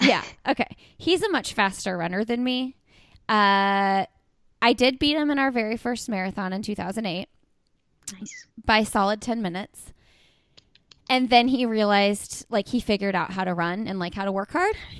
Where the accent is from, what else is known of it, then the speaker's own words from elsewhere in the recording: Indiana, United States; because I'm from Indiana